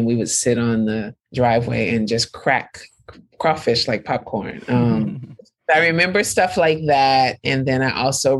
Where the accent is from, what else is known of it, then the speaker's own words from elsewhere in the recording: the Bay Area, California, United States; moved away as an adult; now in Brooklyn, United States; coming from where I grew up in the Bay